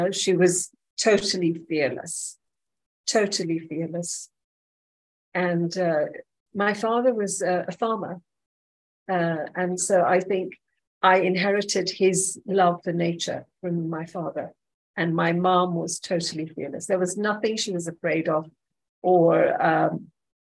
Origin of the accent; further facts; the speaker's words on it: Nanyuki, Laikipia County, Kenya; I grew up in Nanyuki